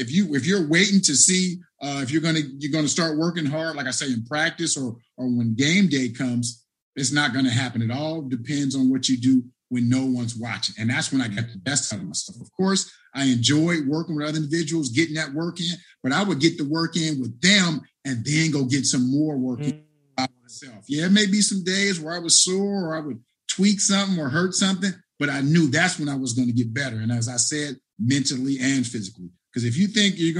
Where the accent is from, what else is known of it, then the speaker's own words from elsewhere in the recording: Cincinnati, Ohio, United States; my hometown team